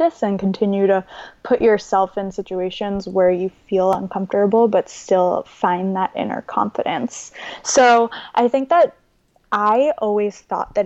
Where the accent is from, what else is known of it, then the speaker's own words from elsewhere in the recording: Long Island, New York, United States; moved away as an adult; now in San Francisco, United States; I grew up on Long Island